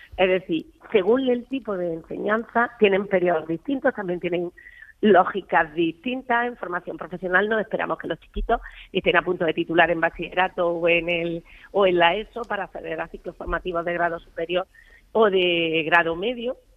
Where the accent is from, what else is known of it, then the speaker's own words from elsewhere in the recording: Almería, Andalusia, Spain; yo soy de Almería.